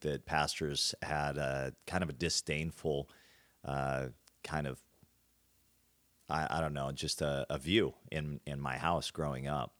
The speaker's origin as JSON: {"language": "English", "area": "Hertz Field", "region": "North Dakota", "country": "United States", "tie": "born or raised there", "said": "grew up on a farm in the middle of North Dakota"}